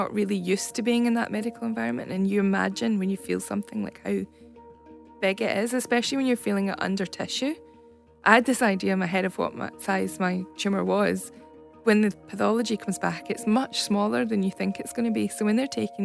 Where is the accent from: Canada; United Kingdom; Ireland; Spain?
United Kingdom; Scotland; accent: Scottish; moved away as an adult; now in Australia; I'm obviously from Scotland, you'll tell by the accent. I moved to Australia in 2008